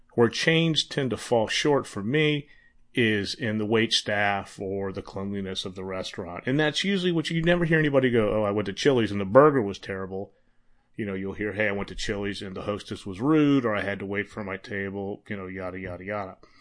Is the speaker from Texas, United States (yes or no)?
yes; Texas, United States; I was born in Texas.